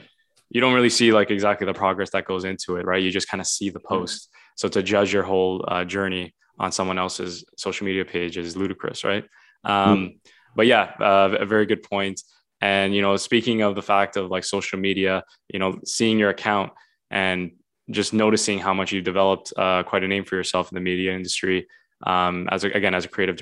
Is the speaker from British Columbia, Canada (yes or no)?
no; Vaughan, Ontario, Canada; also born or lived in Toronto; I was born in Toronto, born in the city, and then I grew up in Vaughan